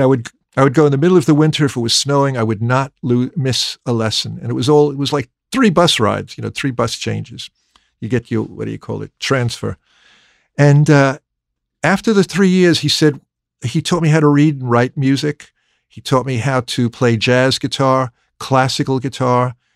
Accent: New York, United States; accent: American; moved away as an adult; also born or lived in London; growing up in New York

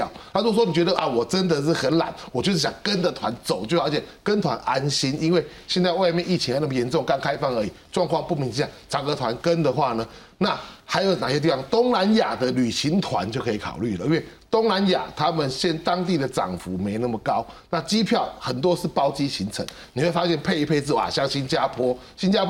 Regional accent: Taiwan; 我们台湾人出国大概前三名的目的地了哈

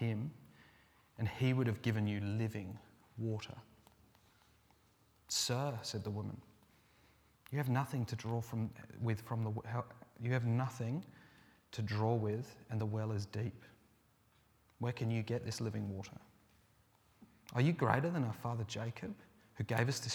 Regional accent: England, United Kingdom; moved away; I'm from England

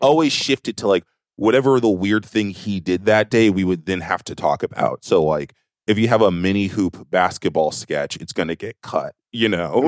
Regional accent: the South, United States; moved away; this grid of the South

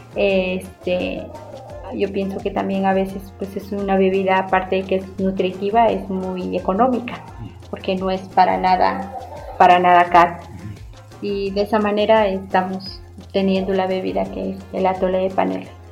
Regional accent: Tlacolula de Matamoros, Oaxaca, Mexico; originaria de Tlacolula de Matamoros, de Valles Centrales.

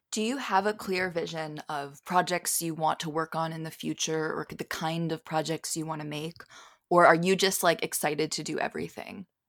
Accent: Philadelphia, Pennsylvania, United States; moved away; I grew up in Philly

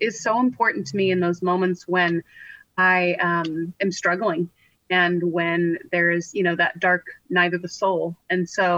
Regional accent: California, United States; I grew up in California

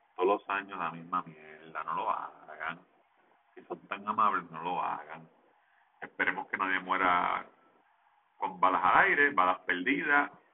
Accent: Levittown, Puerto Rico; yo soy de Levitón y en Levitán no se come arepa

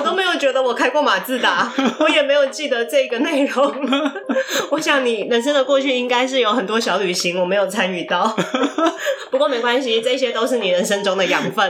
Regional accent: Taiwan; 我自己虽然出生在台湾

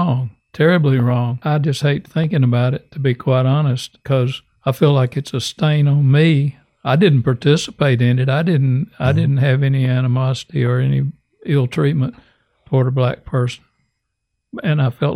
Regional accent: Alabama, United States; moved away as an adult; also born or lived in North Carolina; I grew up in Alabama. And you really don't push us Alabama rednecks

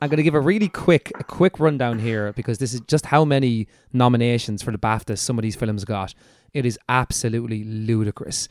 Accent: Ireland; we're an Irish podcast

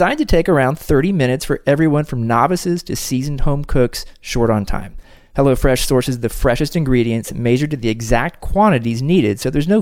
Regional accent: Kansas City, United States; Kansas City right now, a wonderful city, my hometown

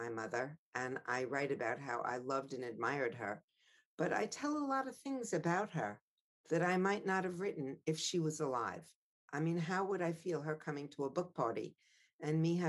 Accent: Long Island, New York, United States; I knew I was a privileged girl living on Long Island, not growing up in Amsterdam

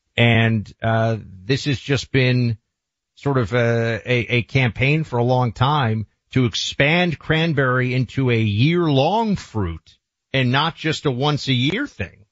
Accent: New York City, New York, United States; moved away as an adult; now in Miami, United States; my hometown of New York City

